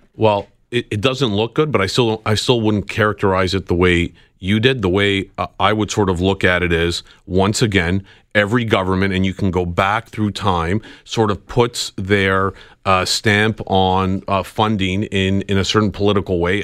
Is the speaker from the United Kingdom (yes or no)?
no; Canada; as a Canadian traveling to the U K